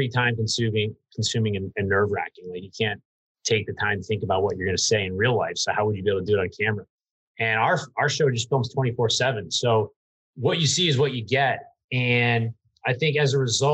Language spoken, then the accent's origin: English; New Hampshire, United States; I'm from New Hampshire